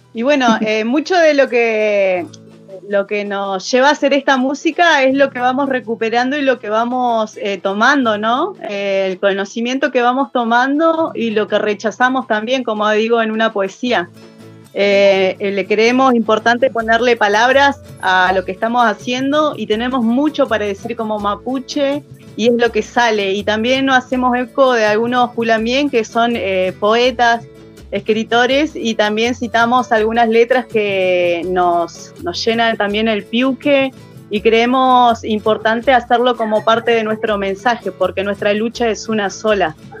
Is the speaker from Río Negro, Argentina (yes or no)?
yes; General Roca, Río Negro, Argentina; soy acá de Fishkun Menoko, eh, nacida y criada acá